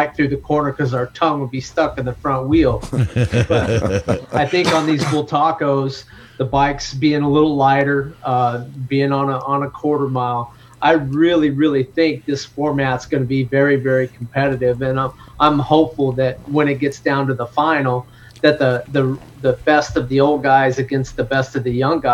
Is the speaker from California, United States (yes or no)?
yes; California, United States; moved away as an adult; now in Pennsylvania, United States; I'm from California, but I currently live in Pennsylvania.